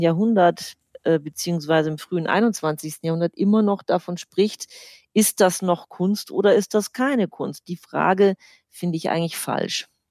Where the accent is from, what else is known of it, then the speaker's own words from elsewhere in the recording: Germany; Bei uns in Deutschland